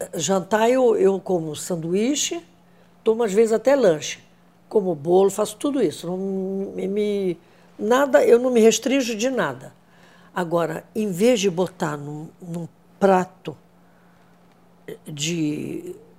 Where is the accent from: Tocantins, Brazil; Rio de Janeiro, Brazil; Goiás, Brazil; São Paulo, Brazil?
Rio de Janeiro, Brazil; born or raised there